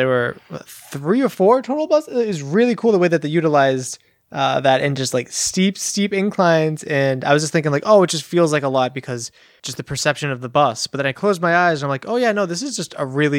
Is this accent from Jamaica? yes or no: no; Massachusetts, United States; I'm like, well, I'm from Massachusetts